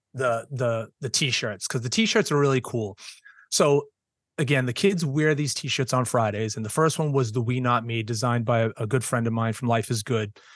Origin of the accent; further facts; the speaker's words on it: Boston, Massachusetts, United States; moved away as an adult; now in South Shore, Massachusetts, United States; I was born and raised in Boston, went to Boston Public Schools